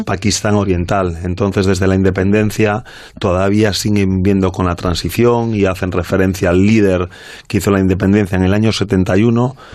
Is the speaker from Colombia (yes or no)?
no; Vigo, Galicia, Spain; soy de Vigo